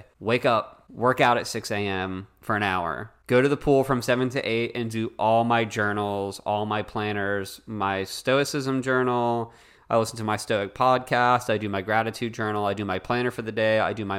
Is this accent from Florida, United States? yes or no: yes; Florida, United States; And this girl was like, oh, I want to go to Disney. I'm from South Florida.